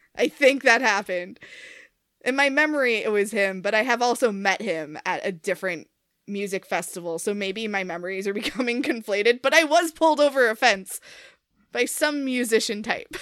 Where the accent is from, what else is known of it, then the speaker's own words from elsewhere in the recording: New York City, New York, United States; I grew up on Staten Island